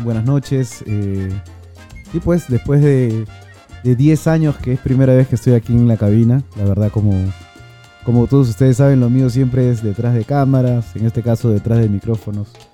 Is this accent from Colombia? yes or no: no; Peru; somos peruanos